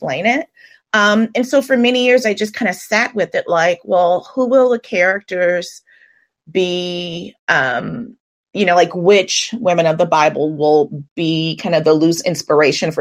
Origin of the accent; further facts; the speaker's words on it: New Orleans, Louisiana, United States; also born or lived in Atlanta; I'm from New Orleans